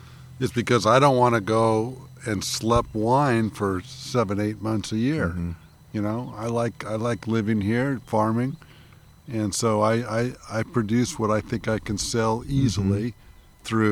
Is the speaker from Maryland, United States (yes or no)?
no; Los Angeles, California, United States; now in Napa Valley, United States; We grew up in Los Angeles